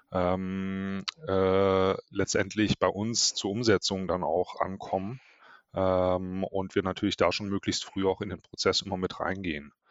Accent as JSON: {"language": "German", "town": "Ravensburg", "region": "Baden-Württemberg", "country": "Germany", "lives_now": "Hamburg, Germany", "said": "Ähm, aus Ravensburg"}